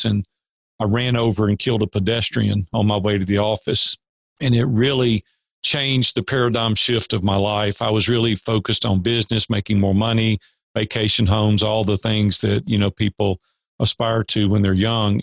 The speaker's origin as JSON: {"language": "English", "town": "Nashville", "region": "Tennessee", "country": "United States", "tie": "born or raised there", "said": "I grew up in Nashville, native Nashvillian"}